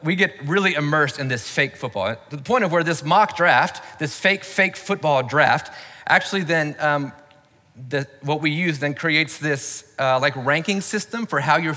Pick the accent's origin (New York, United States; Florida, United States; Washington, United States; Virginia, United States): Florida, United States; also born or lived in Baltimore, Maryland; I grew up in Florida and I went to the University of Florida